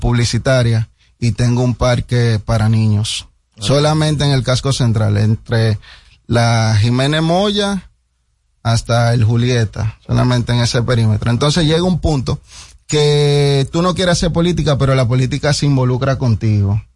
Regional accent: Dominican Republic; 100% dominicano

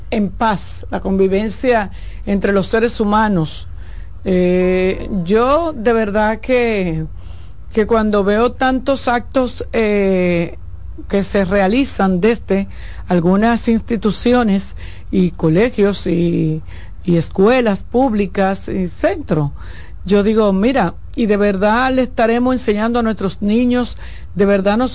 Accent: Dominican Republic; qué estamos haciendo como dominicanos

